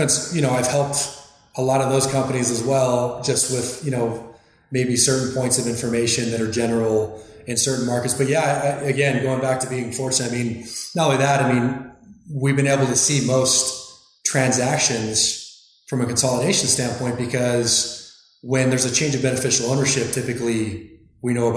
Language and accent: English; Arizona, United States; also born or lived in Northern California; I grew up in Arizona, went to school in Northern California